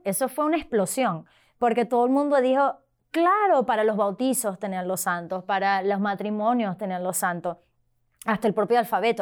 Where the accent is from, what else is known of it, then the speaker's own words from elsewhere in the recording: Venezuela; now in Arlington, United States; originalmente de Venezuela, pero vivo ahorita en la diócesis de Arlington